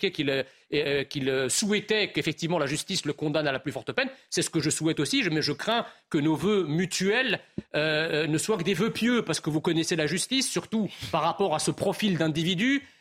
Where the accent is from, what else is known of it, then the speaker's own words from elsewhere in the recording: France; je suis français d'origine immigrée.